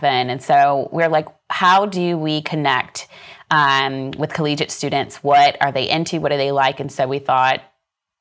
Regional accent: Pinellas Park, Florida, United States; I was born and raised in Pinellas Park, Florida, which is right outside of the Tampa Bay, right outside of Tampa

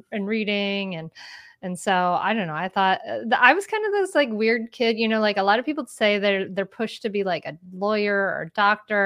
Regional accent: Bristol, Rhode Island, United States; now in Northern Delaware, United States; I grew up in Bristol, the home of the really big 4th of July parade

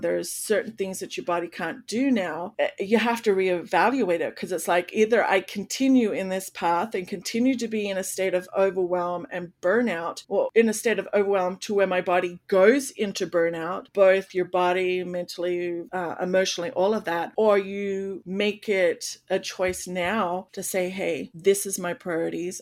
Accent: Australia; now in United States; I come from Australia

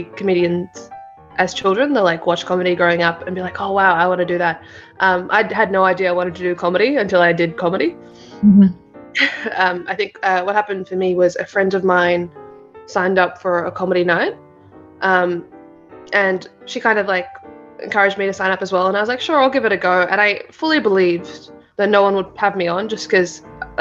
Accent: Parramatta, New South Wales, Australia; also born or lived in India; I grew up in Parramatta for the most of my life. My parents moved here when I was four

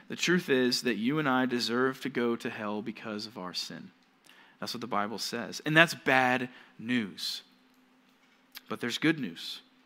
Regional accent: Georgia, United States; moved away as an adult; now in California, United States; I'm from Georgia

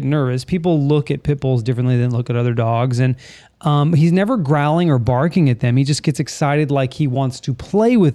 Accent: Florida, United States; we're from Florida in the United States

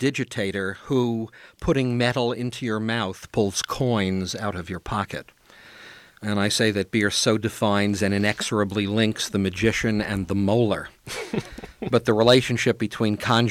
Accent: New York City, New York, United States; I grew up in Brooklyn

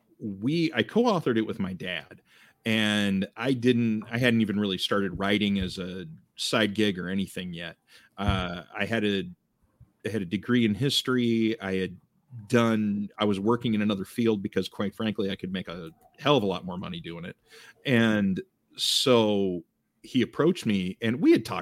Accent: Eastern Iowa, United States; Born and raised in Eastern Iowa

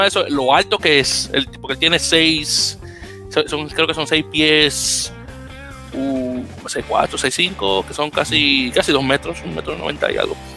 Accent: Uruguay; Esto me mató mucho la risa siendo uruguayo, claro.

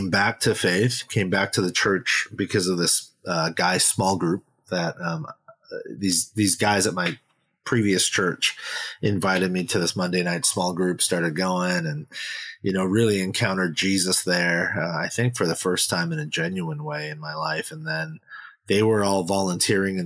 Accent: Bay Area of California, United States; also born or lived in South Korea; But we moved here to the Bay Area of California. And I never left.

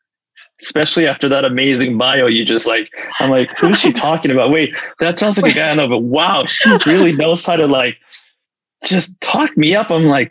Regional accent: Los Angeles, California, United States; we grew up together in Los yes. Angeles.

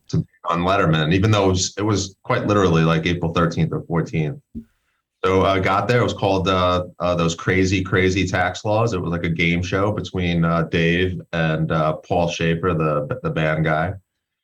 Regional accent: New York City, New York, United States; moved away as an adult; now in Colorado, United States; born and raised in Brooklyn

